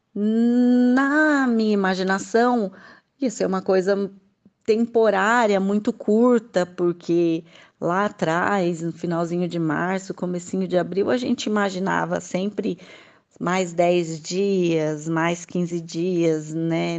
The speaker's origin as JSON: {"language": "Portuguese", "town": "Mogi das Cruzes", "region": "São Paulo", "country": "Brazil", "said": "sou de Mogi das Cruzes, São Paulo"}